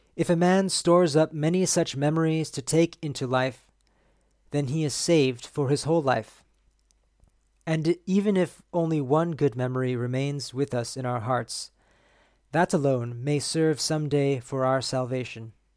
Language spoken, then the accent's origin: English; San Diego, California, United States; growing up in San Diego